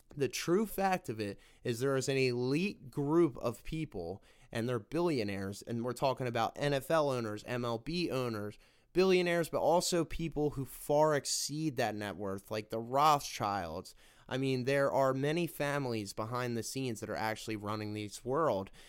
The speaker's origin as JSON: {"language": "English", "country": "United States", "said": "we all, as American people"}